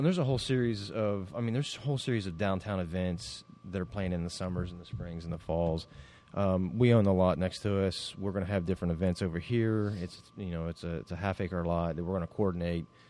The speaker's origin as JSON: {"language": "English", "town": "Middletown", "country": "United States", "said": "we're from Middletown"}